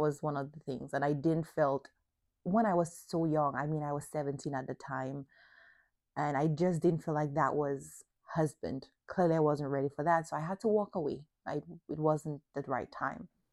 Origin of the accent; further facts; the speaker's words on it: Dominica; the closed mindset of also the area where I grew up in Dominica